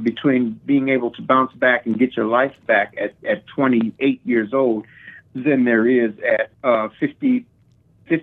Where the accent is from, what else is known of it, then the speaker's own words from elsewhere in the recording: Minneapolis, Minnesota, United States; moved away; also born or lived in Springfield, Illinois; So we ended up there for the next 20 years